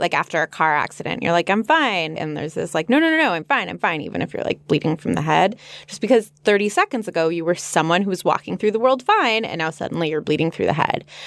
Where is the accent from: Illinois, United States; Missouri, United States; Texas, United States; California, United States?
California, United States; Los Angeles; born or raised there